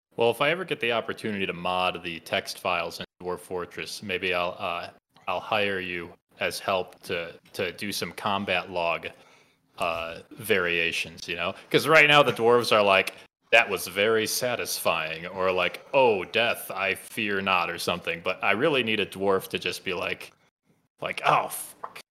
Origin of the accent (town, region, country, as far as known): Illinois, United States; born or raised there; accent: Midwest; now in Colorado, United States